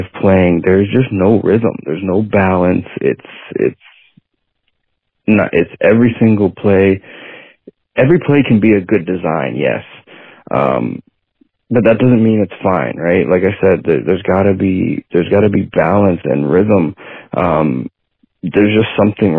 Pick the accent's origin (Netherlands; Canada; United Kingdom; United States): Canada; Toronto, Ontario; I'm like a Toronto area guy